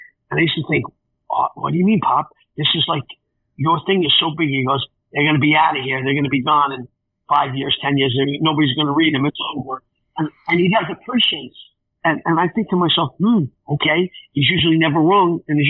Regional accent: New York City, New York, United States; we grew up in Forest Hills.

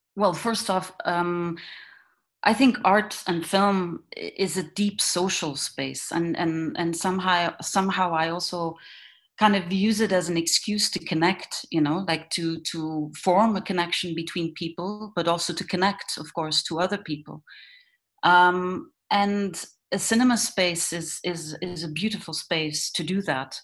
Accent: Ghent, Flanders, Belgium; I was born and raised in in Ghent, which is uh, um, like a, not a very big town in in Belgium

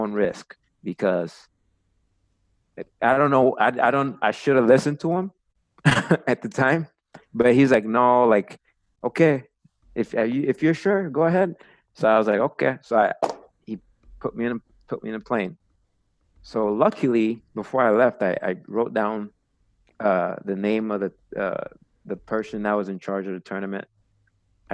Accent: United States; I was from the United States

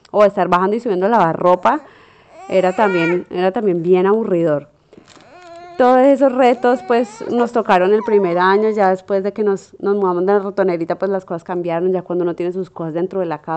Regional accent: Colombia; uno como colombiano tiene una barraquera y una capacidad de hacer lo que, lo que uno se propone

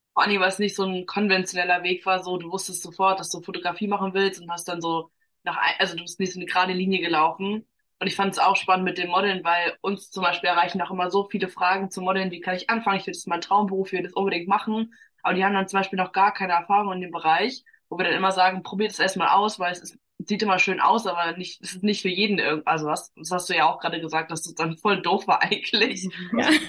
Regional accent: Germany; ich jetzt so behütet aufgewachsen bin in Deutschland

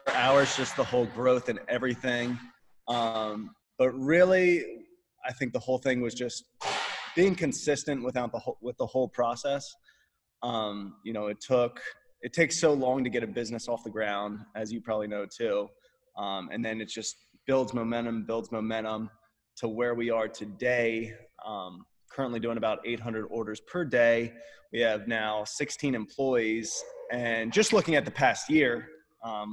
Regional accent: Pennsylvania, United States; moved away as an adult; now in Austin, United States; we're from Pennsylvania, and we were just operating out of Pennsylvania.

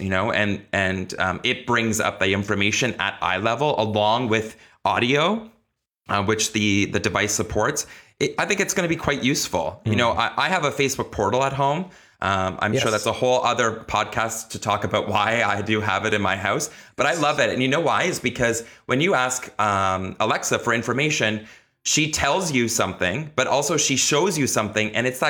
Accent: Kitchener-Waterloo, Ontario, Canada; Canada, which is where I'm from. They're actually from my hometown, Kitchener-Waterloo

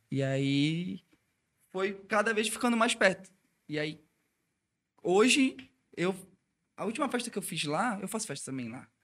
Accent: Belém, Pará, Brazil; eu sou de Belém do Pará

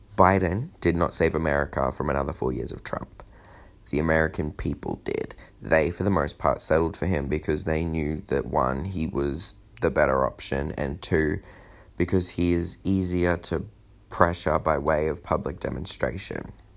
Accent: Australia; as an Australian

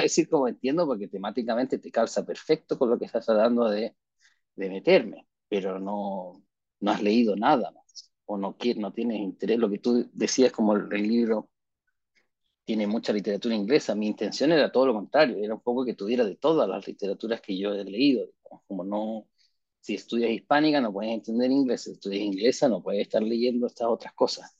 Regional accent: Chile; somos chilenos al final

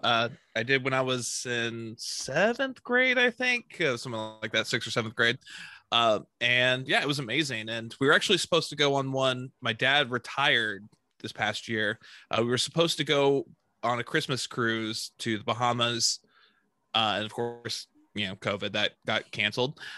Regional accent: Texas, United States; I'm a Texan

